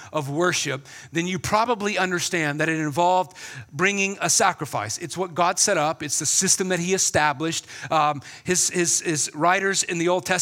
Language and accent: English; South Carolina, United States; my hometown in South Carolina